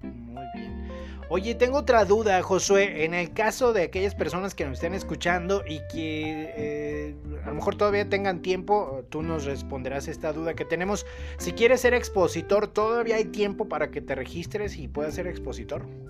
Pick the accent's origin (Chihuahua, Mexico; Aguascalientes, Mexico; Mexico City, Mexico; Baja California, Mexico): Aguascalientes, Mexico; nosotros que somos de acá de Aguascalientes